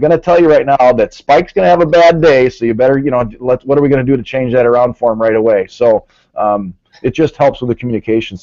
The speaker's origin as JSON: {"language": "English", "town": "Merton", "region": "Wisconsin", "country": "United States", "said": "I'm from Merton, Wisconsin"}